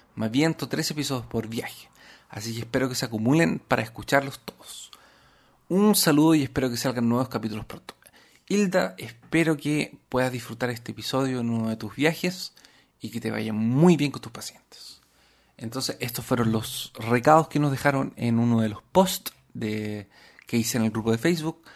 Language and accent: Spanish; Arica, Arica y Parinacota, Chile; Arica es la ciudad donde yo nací